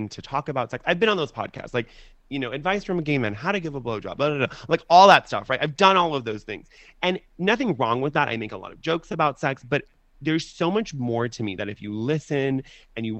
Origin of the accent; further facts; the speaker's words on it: United States; I'm American for all intents and purposes. I was born here. Do I have an accent? I don't, right?